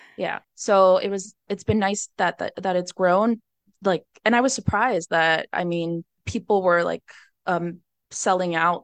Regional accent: Miami, Florida, United States; born and raised in Miami, Florida

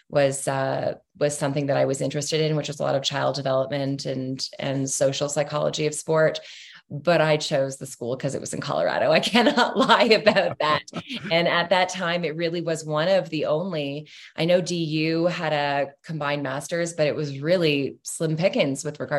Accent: Ontario, Canada; there was a school two hours outside of toronto in london ontario and uh, so the school was an easy pick close to home

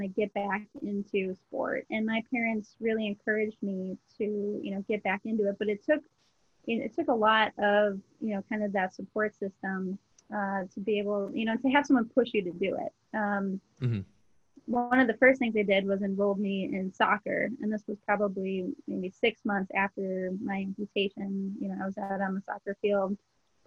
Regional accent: Minnesota, United States; also born or lived in Twin Cities, Minnesota / Rochester, Minnesota; I grew up in Minnesota. I was kind of born and raised in the Twin Cities up until fourth grade, and then ended up moving down to Rochester, Minnesota in fifth grade

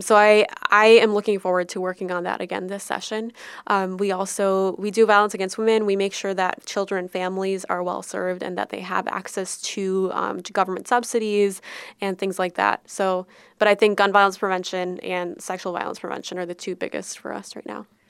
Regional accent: Minnesota, United States; we always pride ourselves on being Minnesotan and from the best state that there is

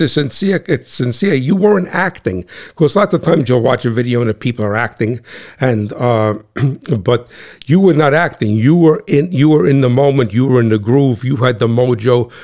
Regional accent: New Jersey, United States; I'm that guy from Cat Swamp Road, the guy from New Jersey

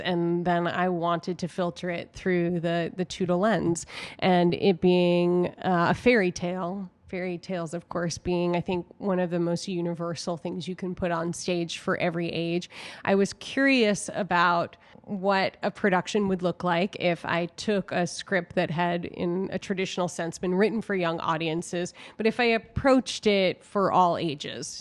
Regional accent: New York, United States; now in Chicago, United States; I grew up in New York

